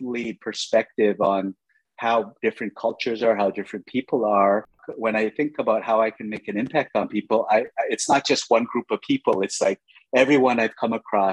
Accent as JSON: {"language": "English", "town": "Vancouver", "region": "British Columbia", "country": "Canada", "tie": "born or raised there", "also_born_or_lived": "New York", "moved": "as an adult", "said": "I grew up in Vancouver, Canada"}